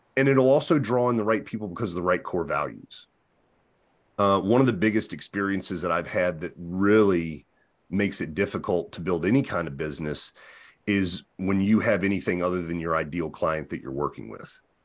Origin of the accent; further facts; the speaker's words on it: Virginia, United States; now in New Hampshire, United States; I'm from Virginia, but I live in New Hampshire